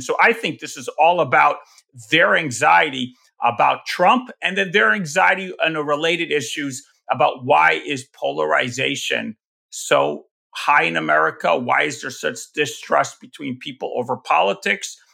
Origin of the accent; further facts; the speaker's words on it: New York, United States; I'm from New York